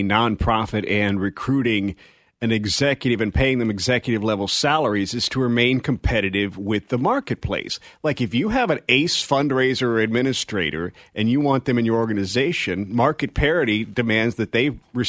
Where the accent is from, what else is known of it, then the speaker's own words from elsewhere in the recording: Mississippi, United States; moved away; my home state of Mississippi.